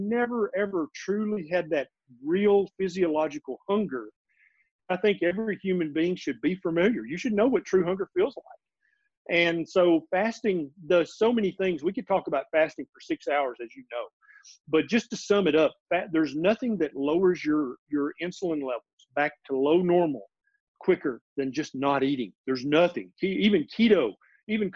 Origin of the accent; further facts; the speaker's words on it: Middle Tennessee, United States; also born or lived in Memphis, Tennessee; I was born and raised in Middle Tennessee.